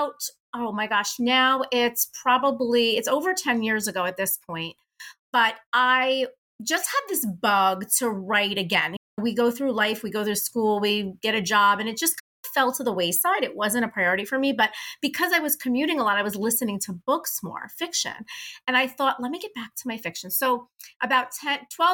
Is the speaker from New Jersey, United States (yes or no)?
yes; Hoboken, New Jersey, United States; I was born and raised in Hoboken, New Jersey, where Frank Sinatra's from